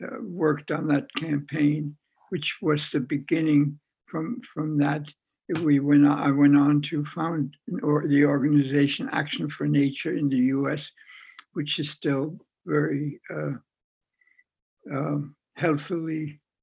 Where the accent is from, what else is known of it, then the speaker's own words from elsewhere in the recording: Wertheim, Baden-Württemberg, Germany; moved away; our stable in my hometown of Wertheim